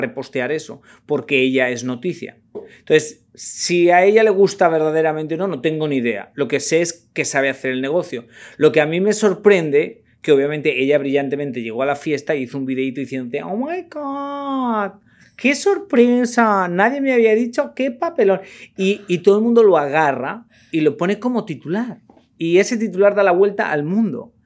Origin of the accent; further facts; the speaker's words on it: Spain; moved away; Yo como español